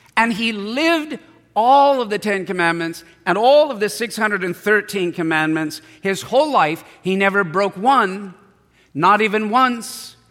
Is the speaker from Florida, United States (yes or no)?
no; San Diego, California, United States; I was born in San Diego, raised in San Diego.